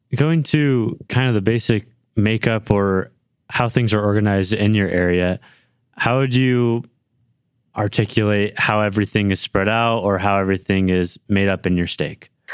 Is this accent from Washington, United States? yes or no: no; Livermore, California, United States; now in Provo, United States; I was born and raised in Livermore, California, right outside San Francisco, California